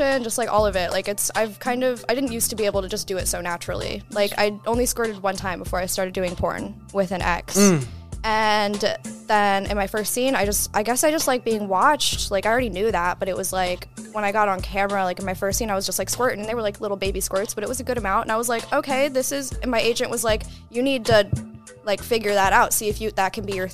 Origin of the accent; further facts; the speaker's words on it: Baltimore/Annapolis area, Maryland, United States; also born or lived in Minnesota; now in Florida, United States; I'm from Maryland